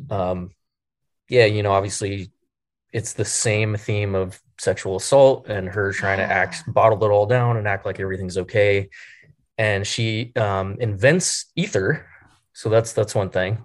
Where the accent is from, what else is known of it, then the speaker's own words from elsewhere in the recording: Bakersfield, California, United States; growing up in Bakersfield, California